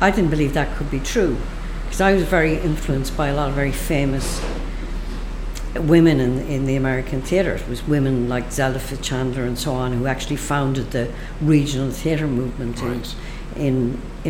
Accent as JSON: {"language": "English", "country": "Ireland", "said": "my life as an Irish person"}